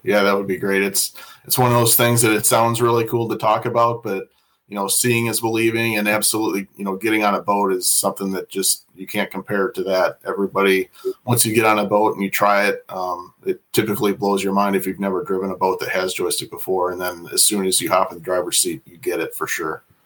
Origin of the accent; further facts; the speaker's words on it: Iowa, United States; moved away as an adult; now in Fond du Lac, United States; I'm originally from Iowa, so I didn't grow up around here